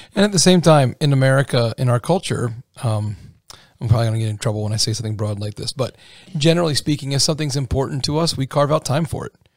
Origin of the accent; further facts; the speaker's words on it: Pennsylvania, United States; now in Indiana, United States; I'm from Pennsylvania